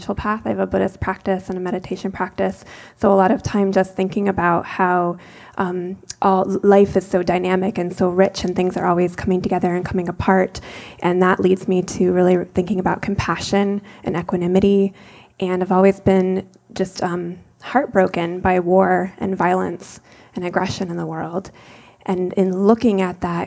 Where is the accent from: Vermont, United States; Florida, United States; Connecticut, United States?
Vermont, United States; I was born in Vermont